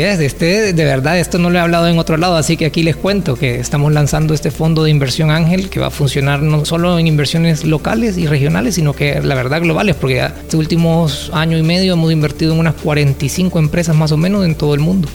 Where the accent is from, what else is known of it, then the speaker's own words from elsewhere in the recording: Santa Ana, El Salvador; moved away as an adult; also born or lived in San Salvador; Yo soy de Santa Ana y vivía en San Salvador.